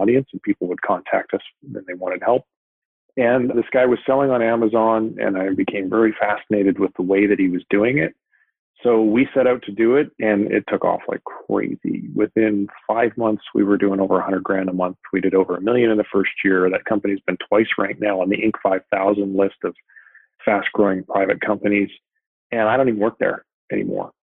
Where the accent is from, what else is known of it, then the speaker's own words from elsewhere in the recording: Vancouver, British Columbia, Canada; moved away as an adult; now in San Diego, United States; I moved from Vancouver, where I'm originally from, down to San Diego